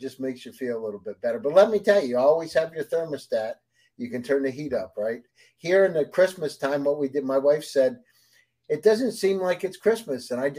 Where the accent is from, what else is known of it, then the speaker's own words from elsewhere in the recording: Pennsylvania, United States; moved away; also born or lived in Moscow; I grew up in Pennsylvania on a farm. On the side of a mountain.